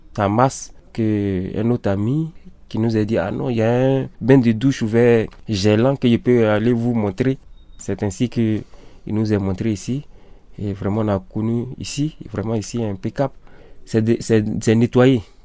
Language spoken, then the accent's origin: French; Côte d’Ivoire; moved away as an adult; also born or lived in Sweden; now in Lyon, France; je suis ivoirien. Bon, j'ai quitté mon pays depuis le 27 avril 2017